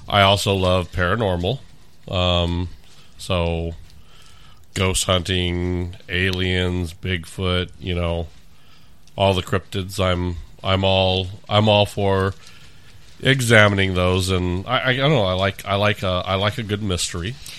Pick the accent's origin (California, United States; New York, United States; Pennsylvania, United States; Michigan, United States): California, United States; also born or lived in Orange County / Los Angeles / San Diego / Riverside; now in Omaha, United States; Originally from, uh, California